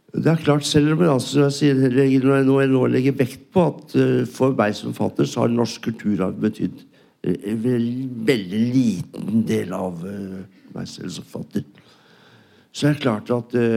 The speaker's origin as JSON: {"language": "Norwegian", "country": "Norway", "said": "jeg er norsk"}